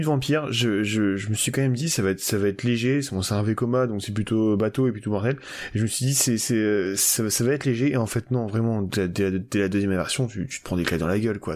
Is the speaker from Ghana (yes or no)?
no; France; on est français.